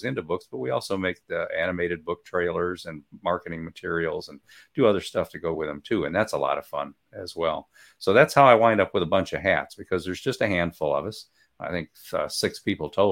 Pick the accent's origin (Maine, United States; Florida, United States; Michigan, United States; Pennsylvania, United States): Michigan, United States; now in Guntersville, United States; I'm from Michigan